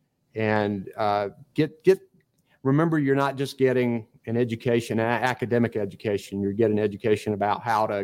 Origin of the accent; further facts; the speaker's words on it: Eastern North Carolina, United States; I grew up in Eastern North Carolina, and East Carolina is a bedrock institution there